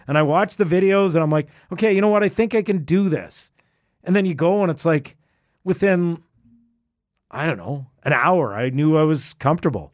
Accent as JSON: {"language": "English", "town": "Edmonton", "region": "Alberta", "country": "Canada", "tie": "born or raised there", "said": "I grew up in Edmonton"}